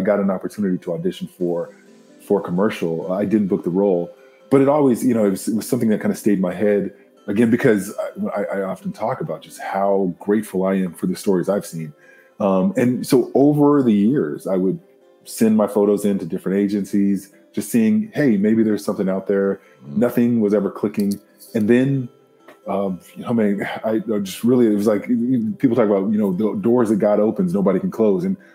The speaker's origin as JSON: {"language": "English", "region": "Southern California", "country": "United States", "tie": "born or raised there", "lives_now": "Bay Area, United States", "said": "I am from, born and raised in California. I grew up in Southern California"}